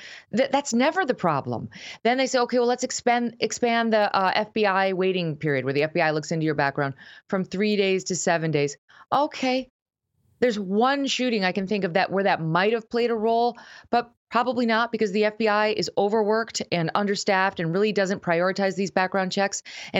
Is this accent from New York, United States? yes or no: yes; New York, United States; I'm from New York State. New York State is largely blue. I grew up in a town that wasn't very pro-gun and a family that wasn't very pro-gun, though we were Catholic, so socially we had our conservative leanings.